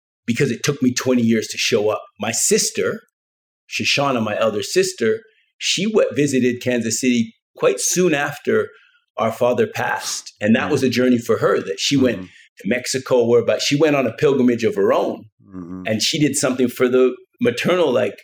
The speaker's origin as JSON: {"language": "English", "country": "Canada", "tie": "born or raised there", "said": "I grew up in Canada"}